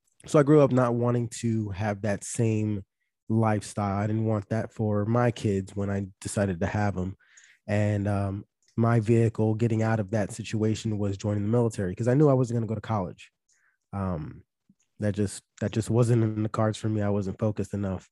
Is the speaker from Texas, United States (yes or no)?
no; Philadelphia, Pennsylvania, United States; born or raised there; moved away as an adult